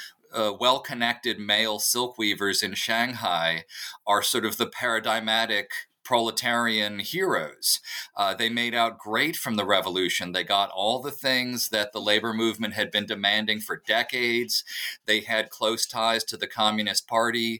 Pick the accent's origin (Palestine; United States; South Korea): United States; I grew up in Reagan's America